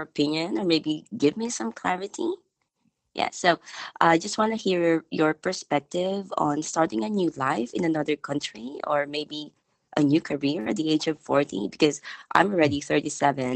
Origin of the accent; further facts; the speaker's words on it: Philippines; I'm a Filipino